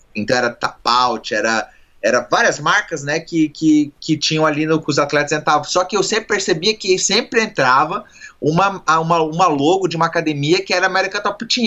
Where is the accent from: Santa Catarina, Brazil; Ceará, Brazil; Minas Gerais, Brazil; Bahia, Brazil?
Santa Catarina, Brazil; Joinville; now in United States; eu sou de Joinville e Santa Catarina